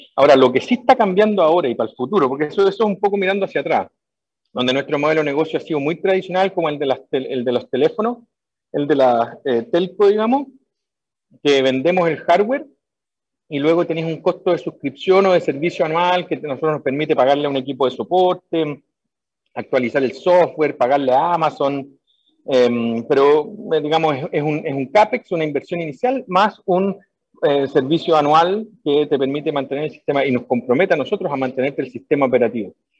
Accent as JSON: {"language": "Spanish", "town": "Viña del Mar", "region": "Valparaíso", "country": "Chile", "also_born_or_lived": "California, United States", "moved": "as an adult", "said": "yo, soy de Viña del Mar"}